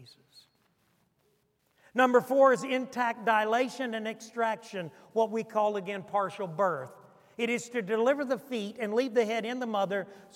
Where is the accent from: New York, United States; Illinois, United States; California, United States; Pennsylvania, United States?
New York, United States; Niagara Falls; I come from Niagara County